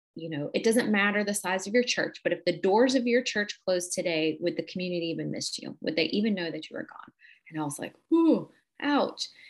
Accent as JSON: {"language": "English", "town": "Cleveland", "region": "Ohio", "country": "United States", "moved": "as an adult", "said": "I am from Cleveland, Ohio"}